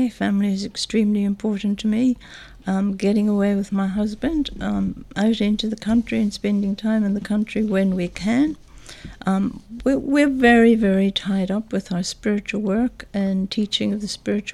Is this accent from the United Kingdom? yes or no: yes; Northern Ireland, United Kingdom; moved away as an adult; also born or lived in England; now in Mornington, Australia; I was born in Northern Ireland, brought up and educated in Northern Ireland